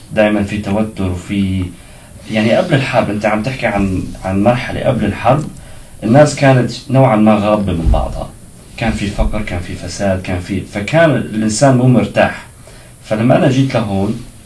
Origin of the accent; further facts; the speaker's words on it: Syria; moved away as an adult; now in Monterey, United States; انا من سوريا اصلي وصار لي هون بامريكا سنتين ونص